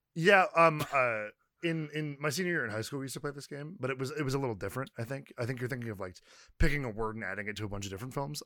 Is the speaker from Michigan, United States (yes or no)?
no; California, United States; I am Californian